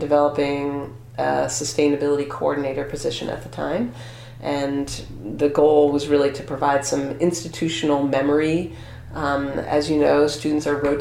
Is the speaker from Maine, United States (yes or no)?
yes; Maine, United States; also born or lived in Oregon / Vermont; I grew up in Maine